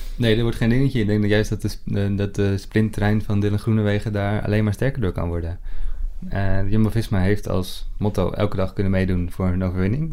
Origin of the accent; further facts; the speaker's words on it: Netherlands; wij dat als, als, als Nederlanders